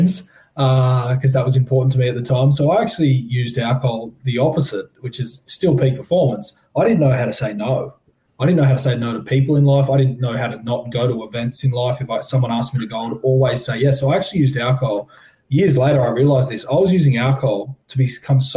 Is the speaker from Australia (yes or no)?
yes; Sydney, New South Wales, Australia; I grew up in Tamarama Beach in the heart of the eastern suburbs in Sydney, New South Wales